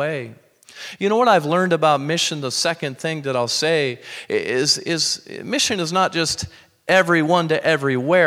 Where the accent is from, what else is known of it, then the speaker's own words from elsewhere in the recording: Minnesota, United States; moved away; growing up in Minnesota, I just went back there